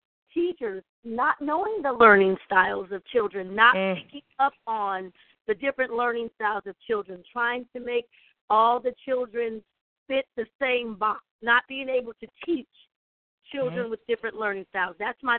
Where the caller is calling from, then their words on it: Columbia, South Carolina, United States; I'm calling in from Columbia, South Carolina. I am a parent